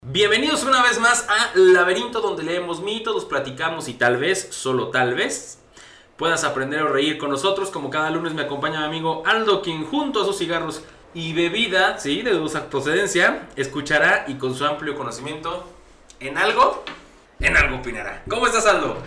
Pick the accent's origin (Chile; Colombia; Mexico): Mexico